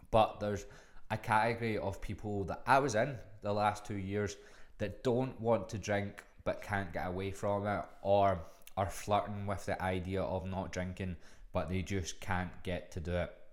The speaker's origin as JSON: {"language": "English", "town": "Glasgow", "region": "Scotland", "country": "United Kingdom", "moved": "as an adult", "lives_now": "Melbourne, Australia", "said": "I'm from fucking Glasgow"}